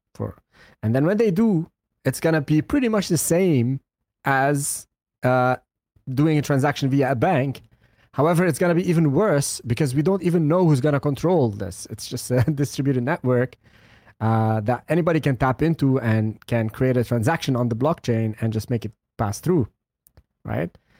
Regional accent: Lebanon; I come from Lebanon.

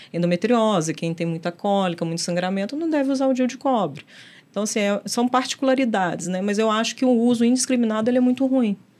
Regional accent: Belo Horizonte, Minas Gerais, Brazil; mineira, nascida e criada em Belo Horizonte

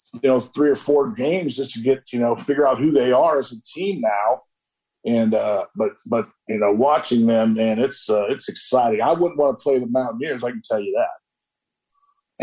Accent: Nebraska, United States; moved away as an adult; also born or lived in Pittsburgh; now in Morgantown, United States; what I was accustomed to growing up in Nebraska

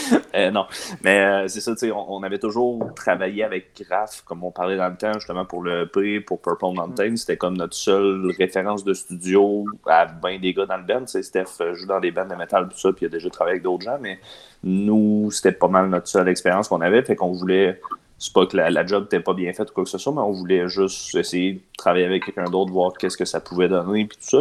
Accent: Quebec City, Quebec, Canada; On vient de Québec

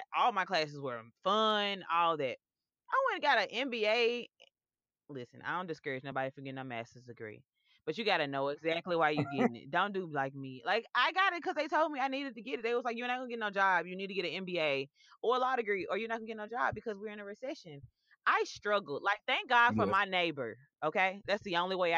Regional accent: Memphis, Tennessee, United States; my hometown of Memphis

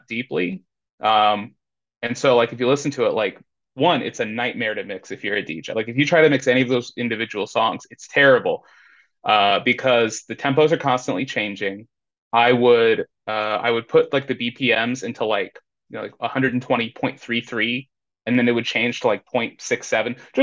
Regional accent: Indianapolis, Indiana, United States; moved away as an adult; now in Austin, United States; right now I'm in Austin, Texas. I'm originally from Indianapolis, Indiana

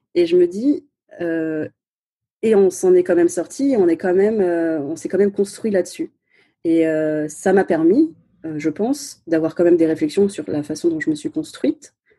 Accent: France; first language Chinese; French is a second language; d'origine chinoise, cantonaise et vietnamienne, mais euh, née en France, donc je considère que je suis aussi française

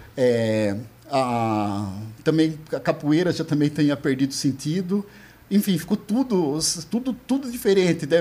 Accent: São Roque, São Paulo, Brazil; Eu sou de São Roque

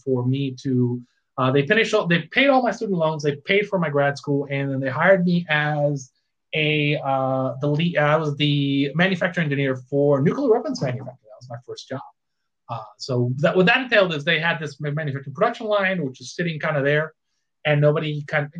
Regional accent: Puerto Rico; I grew up in Puerto Rico

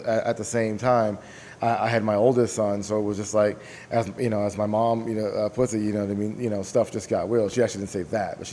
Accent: San Bernardino, California, United States; also born or lived in Chicago, Illinois; now in Arizona, United States; I was raised in San Bernardino, California.

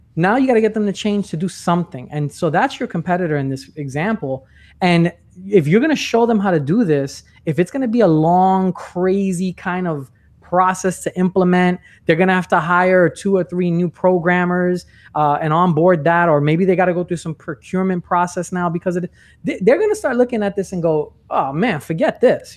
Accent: New York, United States; moved away as an adult; now in Orlando, United States; I'm originally from New York. I'm not in New York anymore. I'm in Orlando.

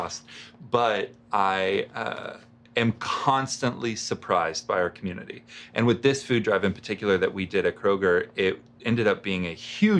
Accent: Russellville, Arkansas, United States; also born or lived in Colorado; I grew up here in Russellville, graduated from the high school

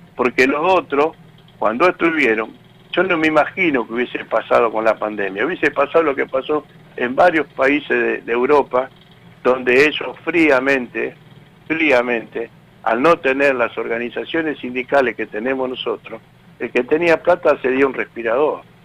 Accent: Tigre, Buenos Aires Province, Argentina; now in Garín, Argentina; yo soy de ahí, de Tigre, cerca donde están las, donde están ustedes, yo me crié por ahí

